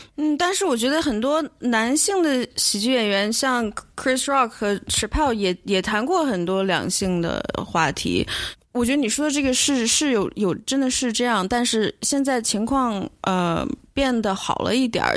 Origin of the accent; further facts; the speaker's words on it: China; moved away; 因为我是中国人